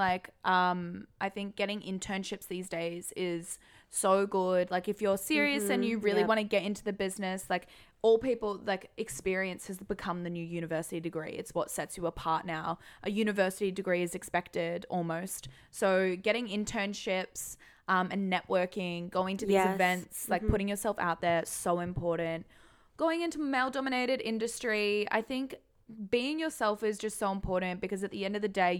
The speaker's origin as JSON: {"language": "English", "country": "Singapore", "tie": "born or raised there", "said": "I think, like, because we grew up in Singapore."}